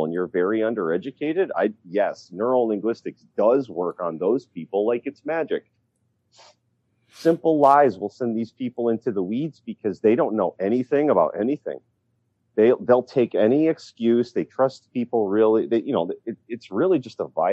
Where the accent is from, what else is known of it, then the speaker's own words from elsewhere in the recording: Pennsylvania, United States; my home state of Pennsylvania